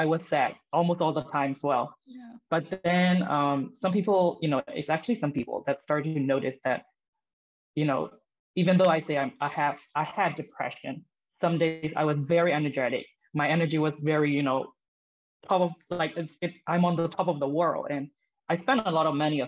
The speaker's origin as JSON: {"language": "English", "country": "Myanmar", "said": "I'm from Myanmar. It's a country in Southeast Asia."}